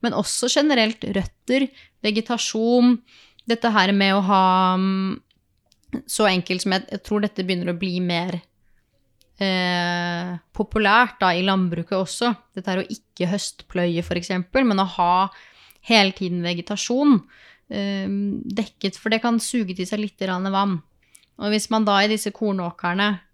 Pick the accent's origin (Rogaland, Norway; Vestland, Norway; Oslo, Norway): Oslo, Norway; moved away as an adult; also born or lived in Østmarka; now in Dokka, Norway; jeg kommer fra Oslo